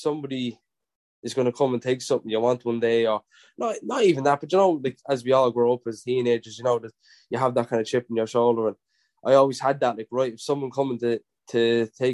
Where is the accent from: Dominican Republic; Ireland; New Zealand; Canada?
Ireland; Drogheda, Leinster; it was in my hometown, Drogheda, and had all my friends and family